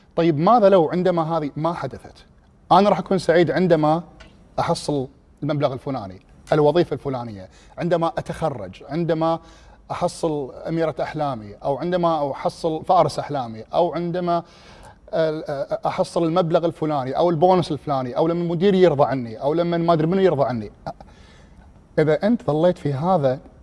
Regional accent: Kuwait; also born or lived in England; انا من الكويت

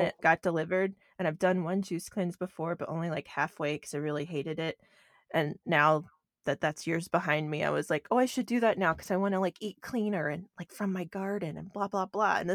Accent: Southeast, United States; moved away as an adult; now in Pacific Northwest, United States; I'm not from the Pacific Northwest. I am from the Southeast, which is a very different place. Not Florida

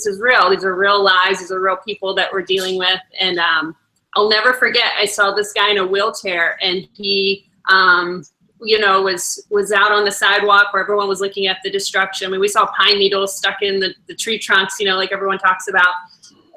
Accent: Shreveport, Louisiana, United States; moved away as an adult; also born or lived in Beaumont, Texas / Miami; now in Atlanta, United States; Shreveport, Louisiana, which is my hometown.

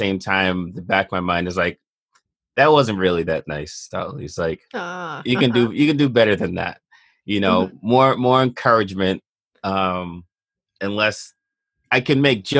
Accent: Boston, Massachusetts, United States; also born or lived in Bronx, New York; I was born in the Bronx, mm-hmm. and then I grew up mostly in Boston.

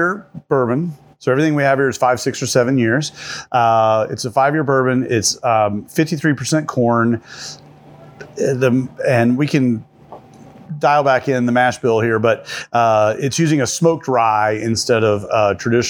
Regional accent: Henderson, Kentucky, United States; moved away as an adult; also born or lived in California; now in Kentucky, United States; I am from Kentucky, originally from Henderson, Kentucky

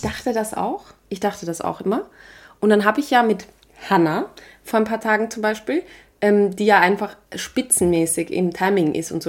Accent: Vienna, Austria; ein Leo, heißt das bei uns in Wien

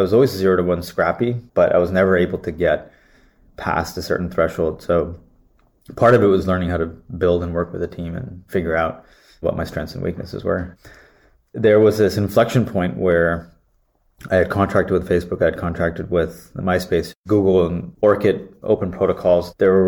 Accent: Santa Clara, California, United States; So I was born and raised in California, Santa Clara

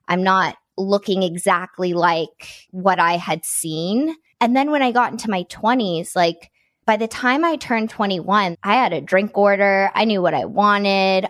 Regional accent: Nashville, Tennessee, United States; now in Los Angeles, United States; I grew up in Nashville

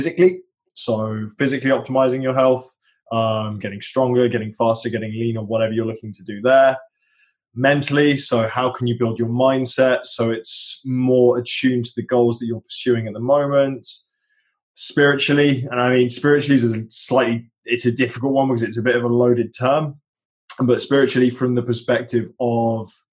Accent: United Kingdom; being British

